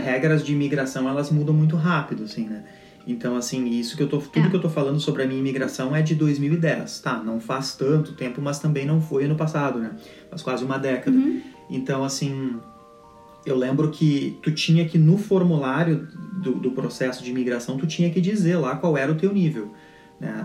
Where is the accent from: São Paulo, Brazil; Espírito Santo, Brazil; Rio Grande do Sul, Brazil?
Rio Grande do Sul, Brazil; first language Portuguese; moved away as an adult; nunca vivi em outro estado